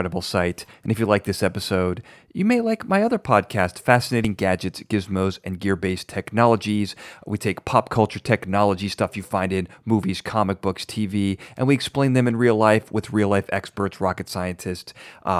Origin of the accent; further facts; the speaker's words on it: Braidwood, Illinois, United States; growing up in Braidwood, we always made fun of the water.